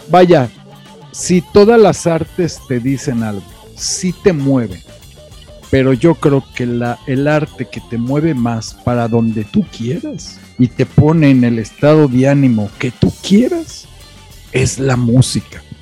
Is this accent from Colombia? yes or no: no; Mexico; como buenos machos mexicanos, estás borracho porque te dejó tu mujer